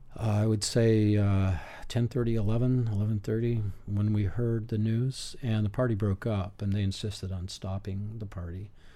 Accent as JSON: {"language": "English", "town": "Berkeley", "region": "California", "country": "United States", "tie": "born or raised there", "said": "I was born in Berkeley"}